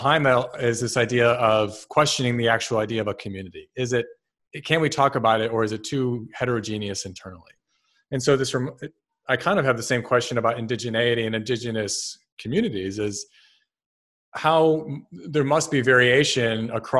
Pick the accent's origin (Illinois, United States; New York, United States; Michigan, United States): New York, United States; Rochester; So I grew up in Rochester. So I think Guelph is not that far from Rochester.